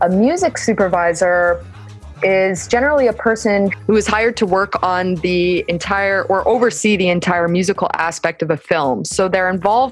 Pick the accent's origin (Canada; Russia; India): Canada; moved away as an adult; also born or lived in San Francisco, United States; now in Paris, France; I am based here in Paris, France, although I am originally from Canada.